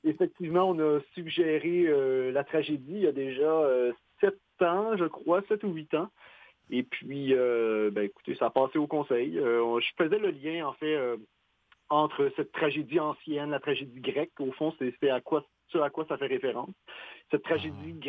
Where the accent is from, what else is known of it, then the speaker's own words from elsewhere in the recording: Quebec, Canada; on est québécois